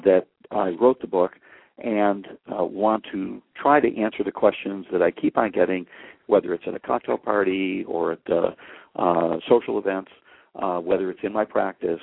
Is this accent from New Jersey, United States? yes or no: no; Buffalo, New York, United States; moved away as an adult; also born or lived in St. Louis, Missouri; now in Los Angeles, United States; I'm from Buffalo, New York, schooled in Buffalo